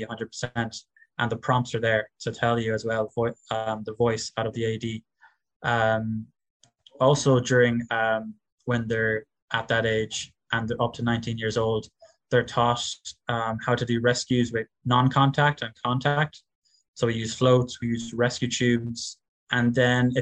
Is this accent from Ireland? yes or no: yes; West Cork, Munster, Ireland; I'm from … in West Cork